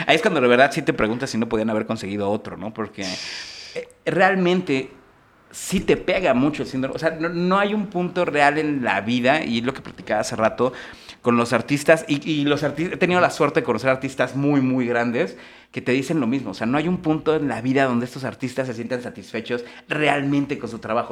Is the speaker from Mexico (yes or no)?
yes; Mexico City, Mexico; como chilango